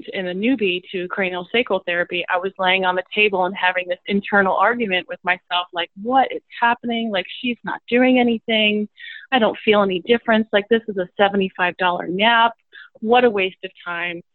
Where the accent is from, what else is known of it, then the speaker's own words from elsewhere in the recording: New Jersey, United States; moved away; also born or lived in New York City; I grew up in New Jersey, and I moved to New York City